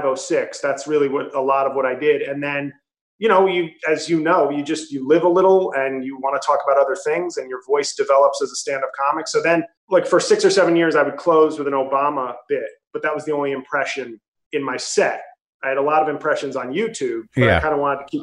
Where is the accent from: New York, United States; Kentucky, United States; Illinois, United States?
New York, United States; New York City; moved away as an adult; now in New Jersey, United States; I'm from New York City, but I now live in Jersey.